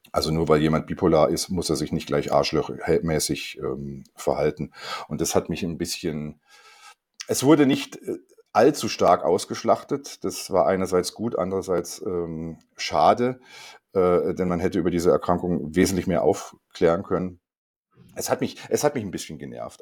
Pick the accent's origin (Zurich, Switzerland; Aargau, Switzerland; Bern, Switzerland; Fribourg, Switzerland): Aargau, Switzerland; Rheinfelden; ich bin in Rheinfelden aufgewachsen